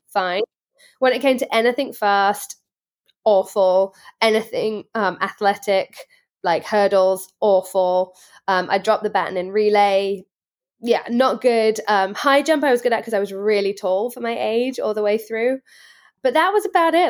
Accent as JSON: {"language": "English", "area": "Worcestershire", "region": "West Midlands", "country": "United Kingdom", "tie": "born or raised there", "moved": "as an adult", "lives_now": "United States", "said": "I grew up in Worcestershire, England"}